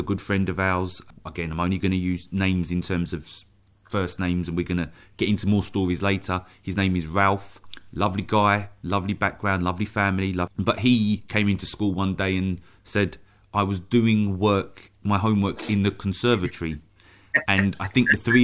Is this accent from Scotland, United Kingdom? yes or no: no; London, United Kingdom; at that age growing up in South London